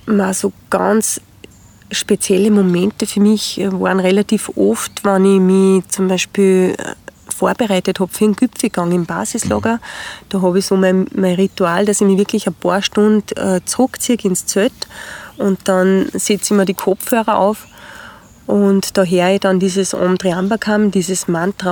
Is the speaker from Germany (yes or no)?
no; Spital am Pyhrn, Upper Austria, Austria; in Spital am Büren in meiner Heimatgemeinde